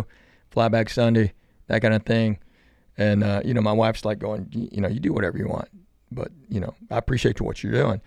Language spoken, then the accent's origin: English; Knoxville, Tennessee, United States; now in Nashville, United States; I was born in Knox, but I'm Korean